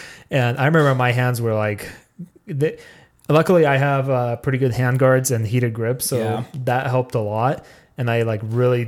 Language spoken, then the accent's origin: English; Russia; And I do like winter because I'm Russian. We're born in it. I'm just kidding. I was born in July.